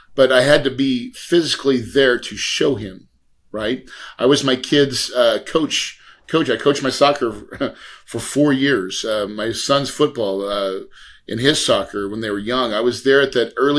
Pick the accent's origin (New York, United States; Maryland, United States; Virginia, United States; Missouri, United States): Missouri, United States; West Plains; I'm from West Plains, Missouri, right? So like the Ozarks, true Ozarks.